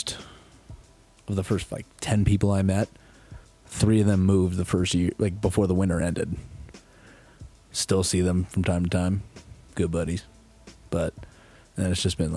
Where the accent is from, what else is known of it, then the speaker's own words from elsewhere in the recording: Bedford, New York, United States; moved away as an adult; also born or lived in Long Island, New York; now in Vail, United States; after growing up in Bedford, Westchester County, went to college in Long Island